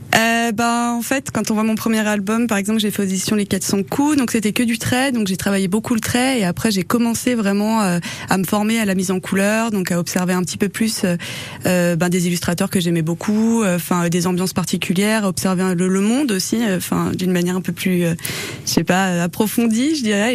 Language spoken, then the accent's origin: French; the Alps, France; toute mon enfance dans les Alpes, dans les campagnes